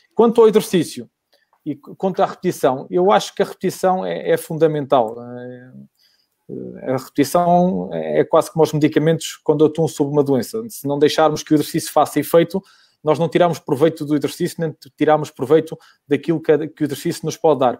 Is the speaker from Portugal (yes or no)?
yes; Vila Pouca de Aguiar, Norte, Portugal; recordo-me que eu estou em Vila Real, sou de Vila Real, sou de, de Vila Pouca